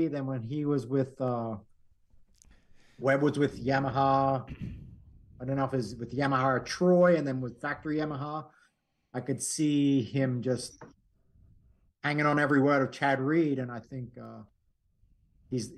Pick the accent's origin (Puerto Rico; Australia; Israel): Australia; Gold Coast, Queensland; also born or lived in California; now in Ohio, United States; the Gold Coast, it's an amazing, beautiful area where I grew up